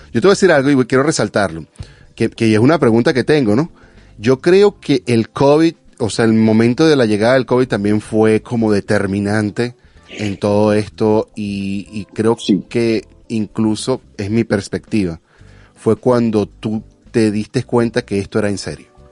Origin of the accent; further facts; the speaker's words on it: Venezuela; now in California, United States; como venezolano